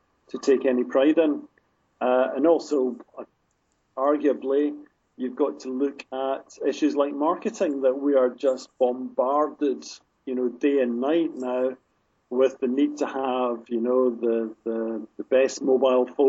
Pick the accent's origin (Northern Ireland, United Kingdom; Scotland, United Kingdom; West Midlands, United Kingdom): Scotland, United Kingdom; Glasgow; my hometown of Glasgow